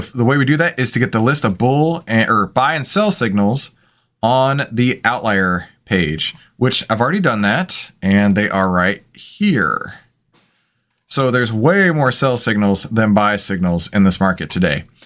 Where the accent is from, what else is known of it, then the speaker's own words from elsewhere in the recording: Texas, United States; I'm from Texas